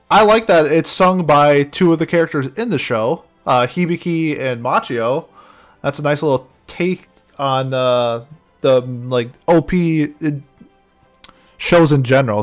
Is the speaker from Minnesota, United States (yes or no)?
yes; Minnesota, United States; growing up in Minnesota, we've had I've had exposure to like Native American music